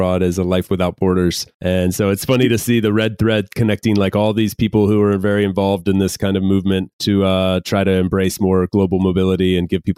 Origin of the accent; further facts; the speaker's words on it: United States; I'm from the US